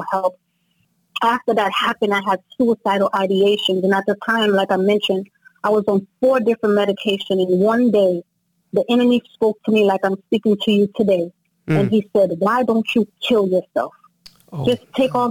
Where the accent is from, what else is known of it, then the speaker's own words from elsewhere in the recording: New Jersey, United States; Both of my parents are from Haiti, but I grew up in New Jersey, so I've been in the States basically all my life